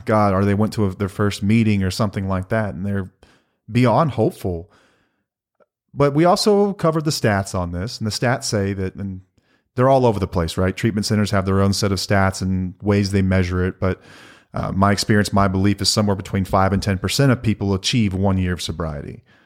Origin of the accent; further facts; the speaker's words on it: North Texas, United States; we're from North Texas and grew up Texas Rangers fans